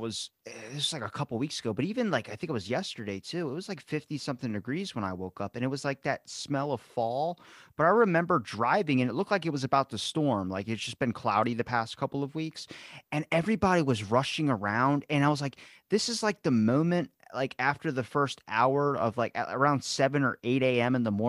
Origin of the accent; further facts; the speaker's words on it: Ocean City, Maryland, United States; Ocean City, Maryland, man.